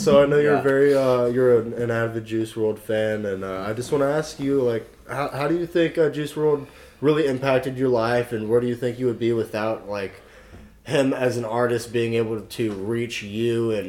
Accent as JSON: {"language": "English", "town": "Orlando", "region": "Florida", "country": "United States", "said": "I'm from Florida, Orlando specifically."}